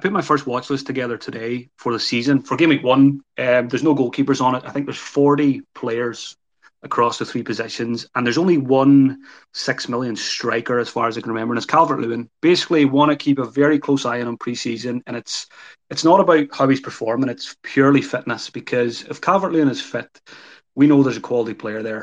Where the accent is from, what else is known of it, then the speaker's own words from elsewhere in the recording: Ireland; I'm Irish.